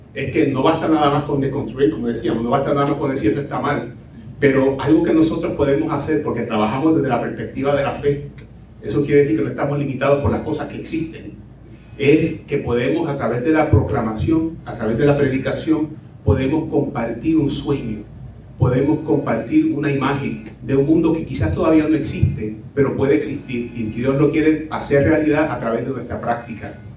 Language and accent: Spanish; Cataño, Puerto Rico; mi pueblo natal de Cataño